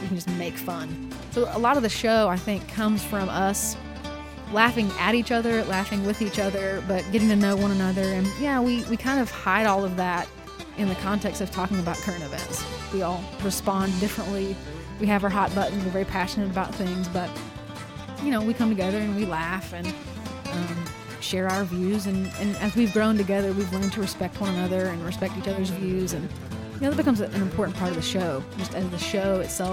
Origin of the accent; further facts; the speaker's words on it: Weatherford, Texas, United States; growing up in Weatherford, I find that is a lot of inspiration for my work.